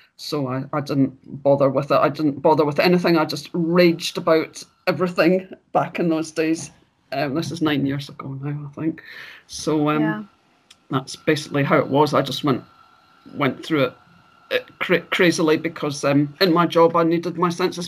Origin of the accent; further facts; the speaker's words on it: Glasgow, Scotland, United Kingdom; moved away as an adult; I'm from Glasgow in Scotland, and I currently live here after travelling around for many years.